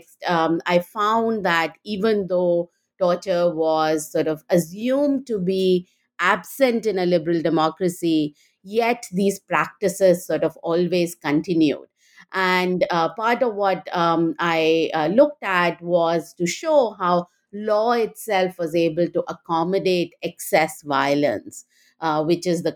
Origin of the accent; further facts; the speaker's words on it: India; moved away as an adult; also born or lived in Delhi; now in United States; I grew up in India and went to Delhi University